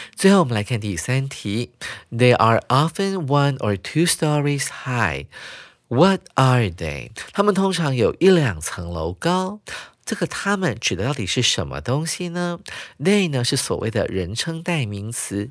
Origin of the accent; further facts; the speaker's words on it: Taiwan; 对我们台湾人还有中国人来讲呢，大概是十天到半个月这么长